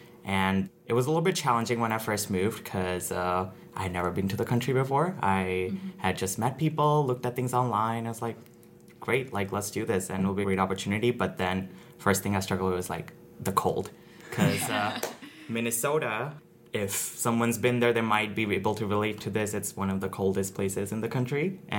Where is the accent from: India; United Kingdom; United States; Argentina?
India; Just going back into my background a little bit, I grew up in India, and my dad's job was such that it required us to travel a lot, so I got a lot of exposure traveling to different cities in India.